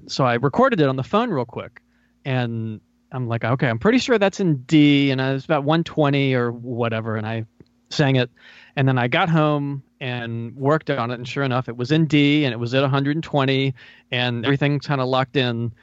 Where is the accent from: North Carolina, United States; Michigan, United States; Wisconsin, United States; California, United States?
North Carolina, United States; also born or lived in Los Angeles; I'm from North Carolina, and I moved back here